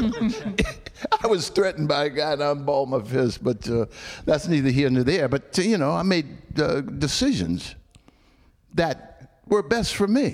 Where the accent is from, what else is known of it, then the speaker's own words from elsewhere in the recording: Alabama, United States; I was born in Alabama